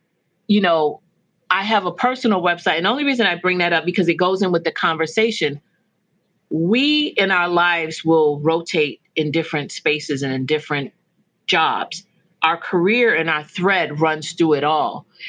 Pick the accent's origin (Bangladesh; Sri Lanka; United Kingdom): United Kingdom; London; born there; I was born in London, England.